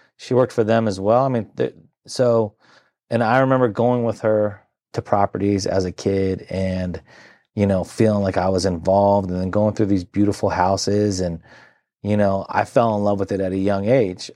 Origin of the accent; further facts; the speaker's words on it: Centreville, Virginia, United States; born and raised in the Nor-, Northern Virginia area